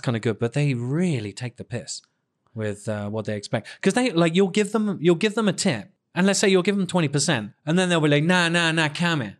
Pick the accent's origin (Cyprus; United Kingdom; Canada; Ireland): United Kingdom; England; moved away; I'm so English